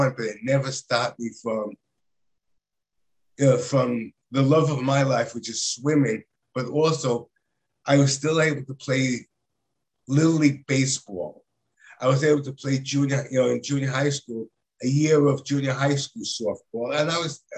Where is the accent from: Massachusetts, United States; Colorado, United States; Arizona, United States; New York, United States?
New York, United States; New York City; I am actually from New York City